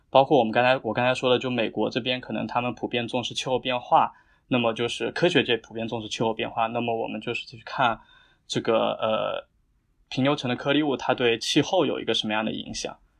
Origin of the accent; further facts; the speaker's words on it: Jiangxi, China; moved away as an adult; 我是南方人，就我家在江西，就是我们家那边是一个小县城